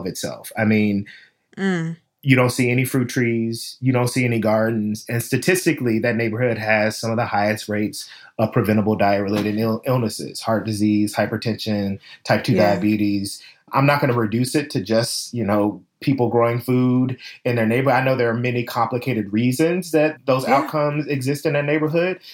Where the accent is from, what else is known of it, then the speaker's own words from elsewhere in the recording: Memphis, Tennessee, United States; I'm from the South. I grew up in Memphis, Tennessee